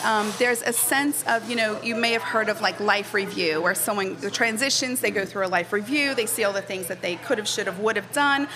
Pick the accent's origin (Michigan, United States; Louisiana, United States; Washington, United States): Louisiana, United States; New Orleans; I was born and raised here in New Orleans